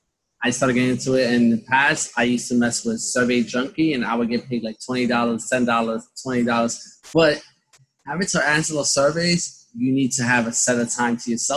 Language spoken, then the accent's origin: English; New York City, New York, United States; now in Long Island, United States; the one I grew up with in Brooklyn.